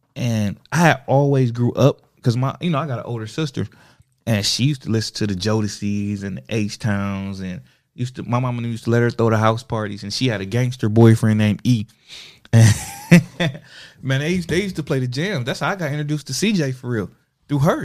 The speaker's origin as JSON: {"language": "English", "town": "Toledo", "region": "Ohio", "country": "United States", "also_born_or_lived": "Springfield, Ohio", "said": "I come from Toledo"}